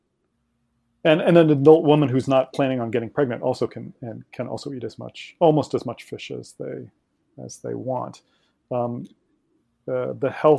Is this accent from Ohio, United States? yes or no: yes; Ohio, United States; I grew up in Ohio, also in the middle of the country